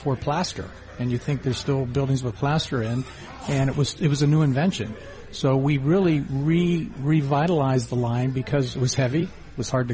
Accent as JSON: {"language": "English", "region": "Ohio", "country": "United States", "tie": "born or raised there", "also_born_or_lived": "western Pennsylvania", "moved": "as an adult", "said": "I grew up in Ohio and western Pennsylvania area and drove out west"}